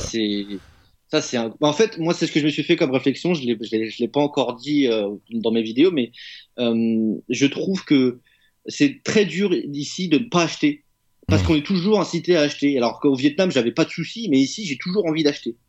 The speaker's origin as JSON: {"language": "French", "country": "France", "moved": "yes", "said": "chez moi en France"}